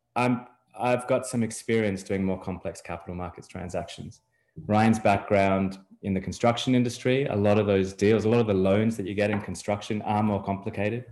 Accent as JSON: {"language": "English", "country": "Australia", "moved": "as an adult", "lives_now": "Miami, United States", "said": "I'm from Australia originally. I've lived in various places in the world, but ended up in Miami, Florida, a little over three years ago."}